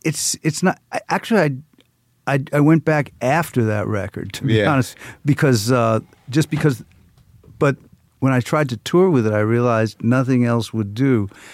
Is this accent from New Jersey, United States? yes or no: yes; South Orange, New Jersey, United States; moved away; also born or lived in Newark; I am from New Jersey. I was born in Newark.